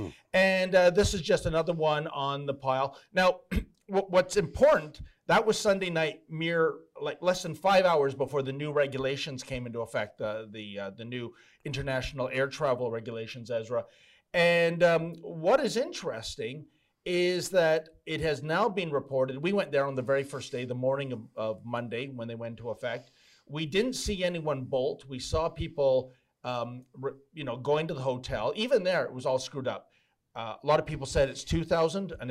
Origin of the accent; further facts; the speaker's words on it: Canada; And I'm also a Canadian citizen, and this is a violation of our Charter Right, Section 6